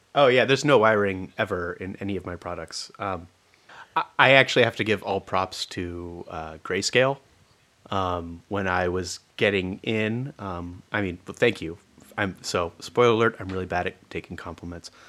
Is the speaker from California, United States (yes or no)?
yes; California, United States; moved away as an adult; also born or lived in Olympia, Washington; I was from California